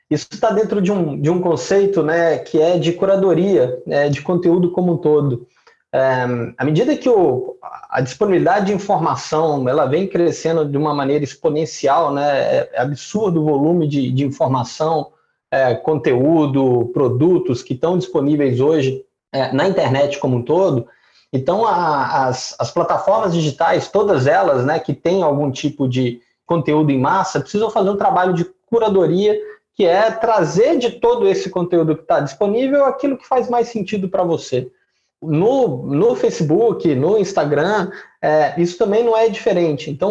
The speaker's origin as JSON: {"language": "Portuguese", "town": "Belo Horizonte", "region": "Minas Gerais", "country": "Brazil", "said": "Bom, eu sou mineiro de, de Belo Horizonte"}